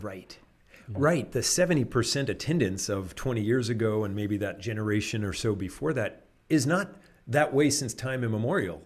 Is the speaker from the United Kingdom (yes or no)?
no; Canada; now in United States; I'm Canadian by birth